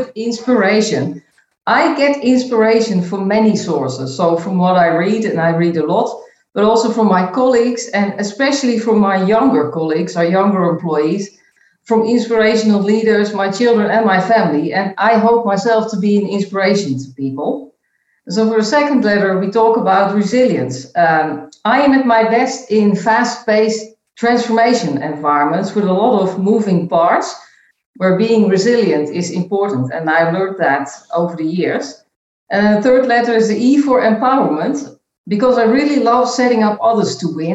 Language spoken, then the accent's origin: English; Netherlands; moved away as an adult; also born or lived in Chicago, United States / Geneva, Switzerland; now in Belgium; I was born and I grew up in the Netherlands in a pretty stable family environment